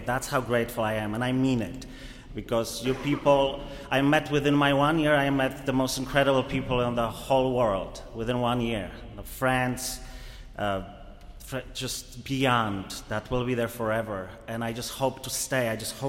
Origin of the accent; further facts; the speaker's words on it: Poland; now in United States; I am truly, I came from Poland 15 years ago to the US.